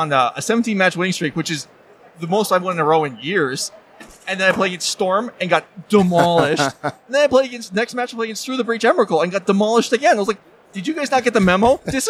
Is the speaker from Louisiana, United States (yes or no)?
yes; Bettors, Louisiana, United States; also born or lived in Las Vegas; I'm in from Bettors, Louisiana.